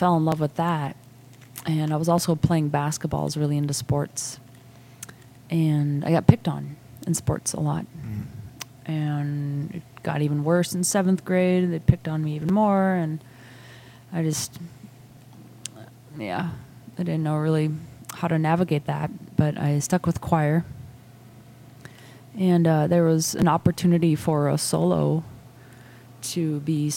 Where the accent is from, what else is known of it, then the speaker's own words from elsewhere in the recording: Brainerd, Minnesota, United States; I was born in Brainerd, Minnesota